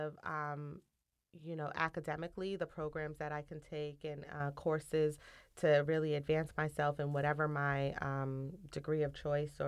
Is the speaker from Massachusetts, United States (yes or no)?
yes; Cambridge, Massachusetts, United States; growing up in Cambridge, walking through Harvard Yard on a daily basis to go to school